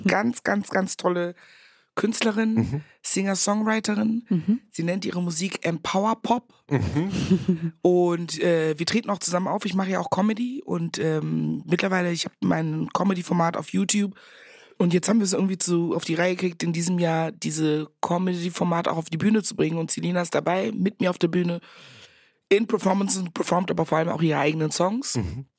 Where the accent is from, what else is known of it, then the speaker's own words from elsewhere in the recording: Meckenheim, North Rhine-Westphalia, Germany; accent: Kölsch; moved away as an adult; also born or lived in Ghana; now in Berlin, Germany; Ich war auf so einem Nonnenbunker in Rheinbach, also sechs Kilometer entfernt von Meckenheim, da wo ich groß geworden bin